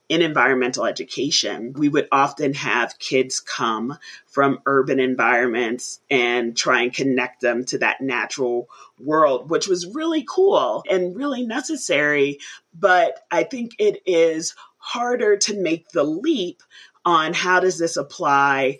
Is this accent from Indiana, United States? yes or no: no; New York City, New York, United States; I grew up in the Bronx in New York City